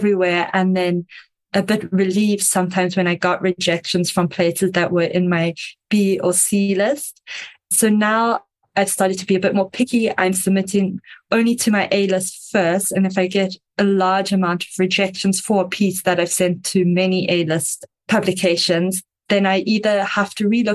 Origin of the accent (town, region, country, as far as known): South Africa